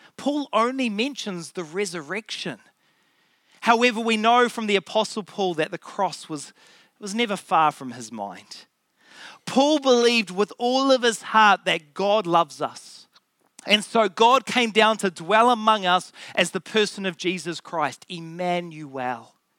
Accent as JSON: {"language": "English", "region": "Auckland", "country": "New Zealand", "tie": "born or raised there", "said": "I grew up in Auckland"}